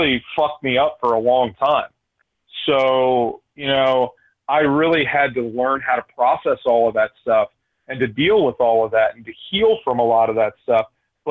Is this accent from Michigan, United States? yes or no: no; right outside of Philadelphia, Pennsylvania, United States; I grew up right outside of Philadelphia. I'm from the East Coast